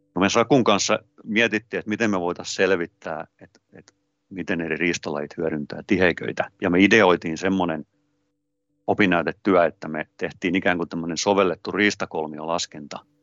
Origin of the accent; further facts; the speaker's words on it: Hollola, Päijät-Häme, Finland; pikkupoikana maatilalla Hollolassa, missä kasvoin